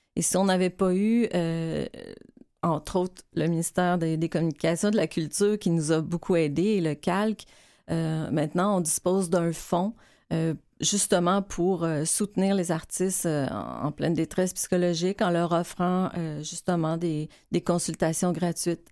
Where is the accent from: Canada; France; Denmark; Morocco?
Canada; Quebec; on est québécois.